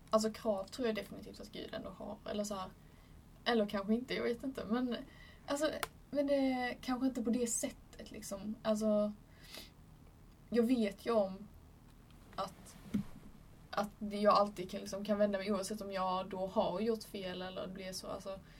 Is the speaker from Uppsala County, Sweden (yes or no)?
no; Kristianstad, Skåne, Sweden; jag kommer från Kristianstad